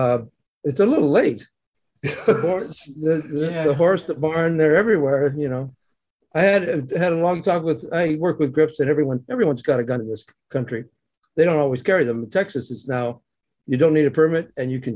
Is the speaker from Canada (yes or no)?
yes; Canada; moved away as an adult; also born or lived in Ebbw Vale, Wales (family); now in Los Angeles, United States; I grew up in Canada, and I moved to America by choice